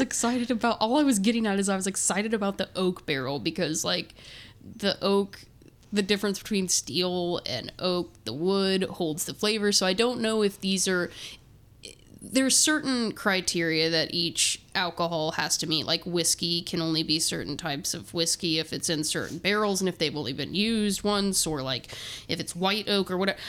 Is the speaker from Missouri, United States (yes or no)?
no; Terre Haute, Indiana, United States; I'm from Terre Haute, Indiana